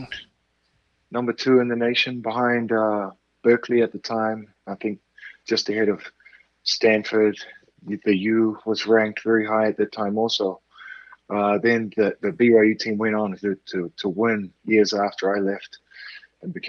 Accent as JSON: {"language": "English", "country": "New Zealand", "tie": "born or raised there", "also_born_or_lived": "Idaho, United States / Provo, Utah, United States", "moved": "as an adult", "lives_now": "United States", "said": "I was born and raised in New Zealand."}